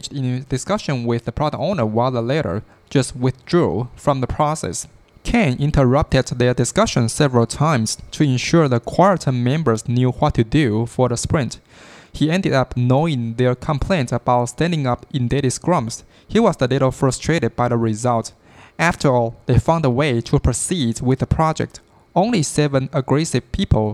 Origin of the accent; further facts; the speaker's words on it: Taiwan; I am from Taiwan